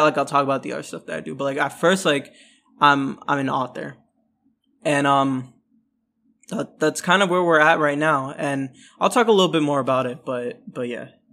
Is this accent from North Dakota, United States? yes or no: no; Orlando, Florida, United States; also born or lived in New York City; I'm from Florida. Um, so, yeah, I'm, I'm, uh, you know, to my knowledge, I'm the first Bengali man from Florida